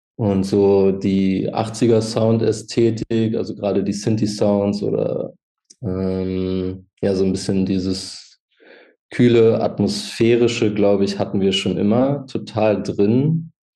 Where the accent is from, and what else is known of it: Hildesheim, Lower Saxony, Germany; born or raised there; now in Hanover, Germany